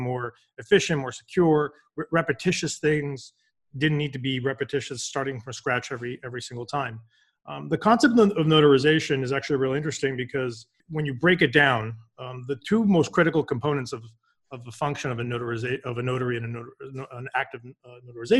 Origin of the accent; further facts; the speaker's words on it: Boston, Massachusetts, United States; So born and raised in Boston, I did my undergrad here